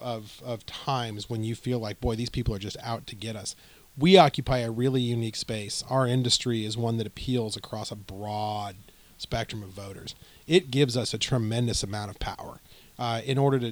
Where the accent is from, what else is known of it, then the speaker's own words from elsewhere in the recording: Arizona, United States; now in Washington, D.C., United States; I'm from Arizona